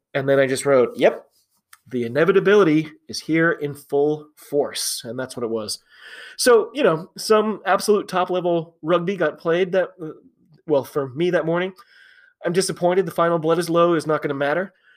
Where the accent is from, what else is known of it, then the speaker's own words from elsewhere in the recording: United States; I'm an American rugby fan